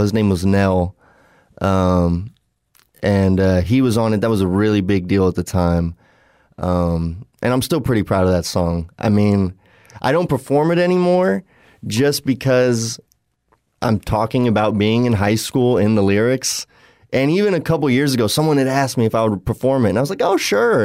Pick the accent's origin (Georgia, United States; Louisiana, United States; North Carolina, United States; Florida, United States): Florida, United States; Southwest; we're all from Southwest Florida, but now we're all over the country